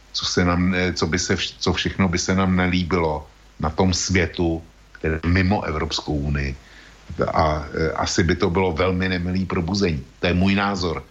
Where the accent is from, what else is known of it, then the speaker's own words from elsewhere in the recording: Czechia; U nás v Čechách